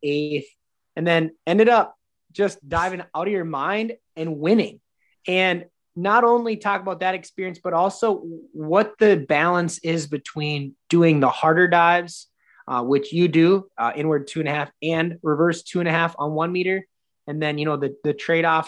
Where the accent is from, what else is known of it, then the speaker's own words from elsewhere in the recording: Minnesota, United States; I'm from Minnesota